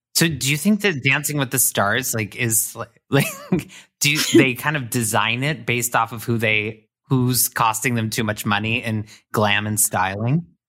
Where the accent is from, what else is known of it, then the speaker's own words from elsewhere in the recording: Indiana, United States; I'm from Indiana